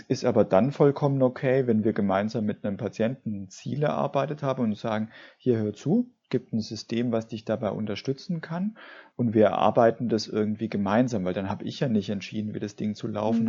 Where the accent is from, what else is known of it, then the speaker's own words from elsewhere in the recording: Swabia, Germany; ich komme ja aus dem Schwabenland